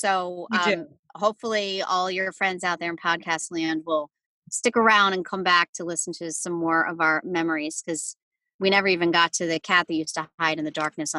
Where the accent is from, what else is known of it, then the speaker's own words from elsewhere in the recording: New Jersey, United States; Everybody growing up in New Jersey